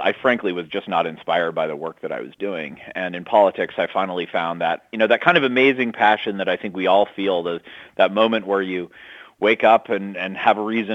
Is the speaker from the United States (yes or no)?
yes; Massachusetts, United States; Ted Kennedy, and who was my home state senator